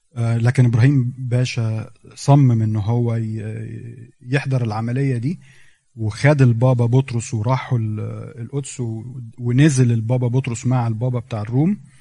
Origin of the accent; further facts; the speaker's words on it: Egypt; إحنا عندنا في مصر